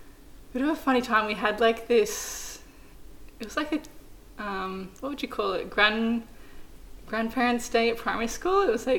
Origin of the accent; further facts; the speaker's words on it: New South Wales, Australia; and in between that is, like, this tiny little coastal town. So, yeah, that's where I grew up